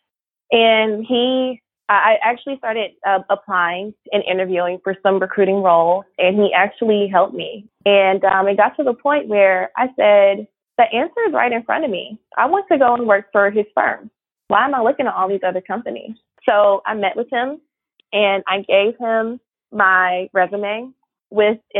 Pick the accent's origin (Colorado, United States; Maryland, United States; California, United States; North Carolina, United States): North Carolina, United States; Raleigh; also born or lived in Charlotte, North Carolina; I grew up in Raleigh, North Carolina. Shout out to the 919.